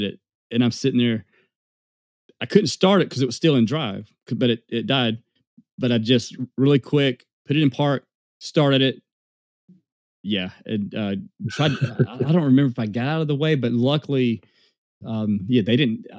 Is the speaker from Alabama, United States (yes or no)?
yes; Alabama, United States; we're from Alabama